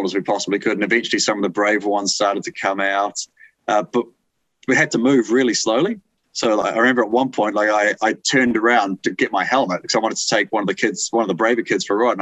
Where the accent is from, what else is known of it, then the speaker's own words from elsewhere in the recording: New Zealand; as a Kiwi